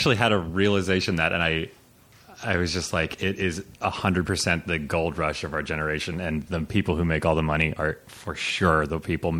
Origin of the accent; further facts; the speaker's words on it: Aspen, Colorado, United States; moved away as an adult; also born or lived in Chiapas, Mexico / Hopi and Lakota reservations; now in Los Angeles, United States; I grew up in Aspen, Colorado / in Mexico with my with my famous, infamous mother.